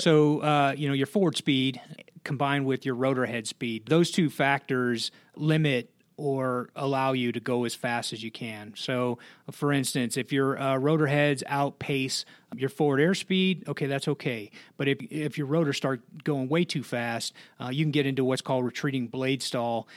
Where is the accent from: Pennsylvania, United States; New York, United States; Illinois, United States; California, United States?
Illinois, United States; Blue Island; moved away; I'm from Chicago originally, uh, a uh, town on the south side uh, called Blue Island.